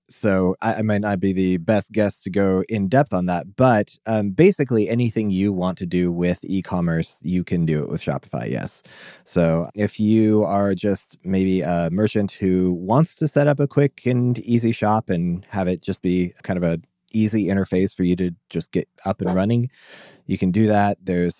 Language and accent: English; Omaha, Nebraska, United States; I am a developer from Omaha, Nebraska.